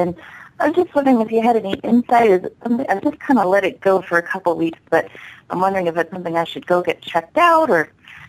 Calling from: Las Vegas, Nevada, United States; I'm calling from Las Vegas.

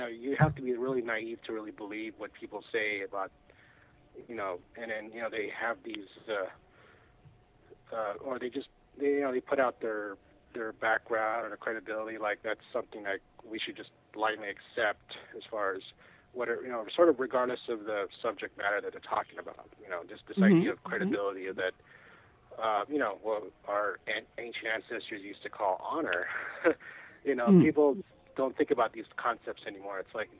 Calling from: California, United States; calling out from California.

